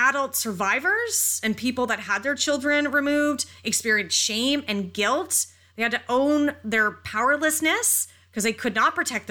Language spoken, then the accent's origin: English; North Bay, Ontario, Canada; I grew up in North Bay so long ago